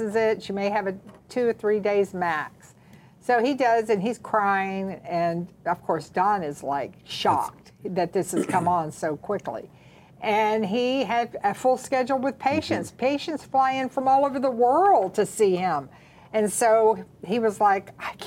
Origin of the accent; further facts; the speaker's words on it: the South, United States; we're from the South, so that's how we address our mamas-in-laws